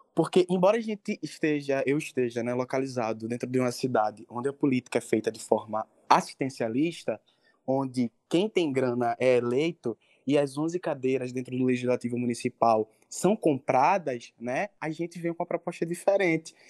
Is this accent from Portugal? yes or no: no; Brazil; na minha comunidade, que eu nasci e me criei no Alto São Miguel